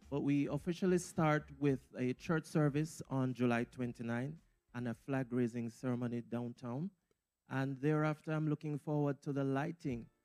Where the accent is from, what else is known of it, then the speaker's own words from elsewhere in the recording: Port Maria, Saint Mary, Jamaica; moved away; also born or lived in Highgate, Jamaica; I grew up in Port Maria and then Highgate